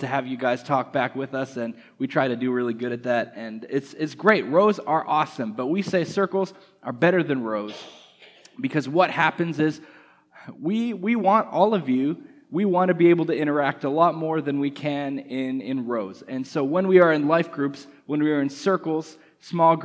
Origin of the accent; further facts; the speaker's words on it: Canada; moved away as an adult; now in United States; I'm from Canada, and over the last few months I've been going through the immigration process to be a permanent resident here in the United States